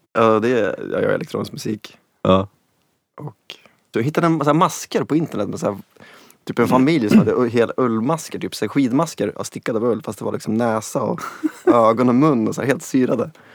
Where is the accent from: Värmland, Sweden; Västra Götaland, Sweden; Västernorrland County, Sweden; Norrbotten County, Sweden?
Västernorrland County, Sweden; Sundsvall; 82, Sundsvall